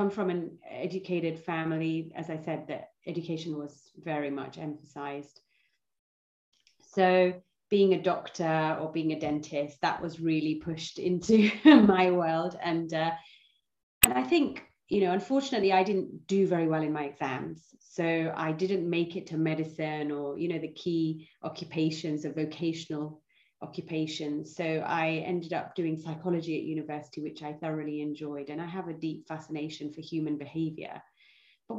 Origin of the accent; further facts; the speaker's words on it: London, United Kingdom; I was born in London, and my parents, so I have an Indian heritage.